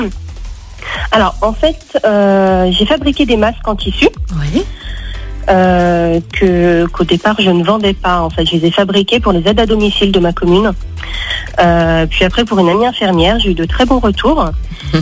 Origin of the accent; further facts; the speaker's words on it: Mornant, Auvergne-Rhône-Alpes, France; Je viens de Mornan, euh, dans les alentours de Lyon